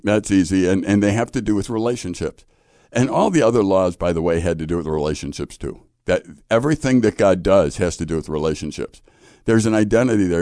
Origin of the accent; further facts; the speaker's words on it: Chicago, Illinois, United States; I, I grew up in Chicago